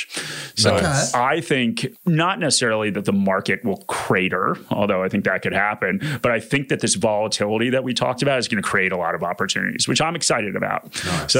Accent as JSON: {"language": "English", "country": "United States", "accent": "American", "moved": "as an adult", "lives_now": "Australia", "said": "as you can probably tell from my accent, I am American"}